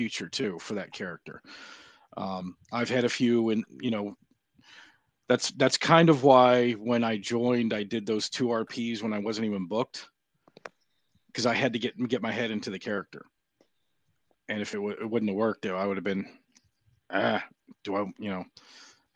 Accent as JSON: {"language": "English", "region": "Southern California", "country": "United States", "tie": "born or raised there", "moved": "yes", "lives_now": "Deep South, United States", "said": "I grew up in Southern California, so I've had Spanish since I was three"}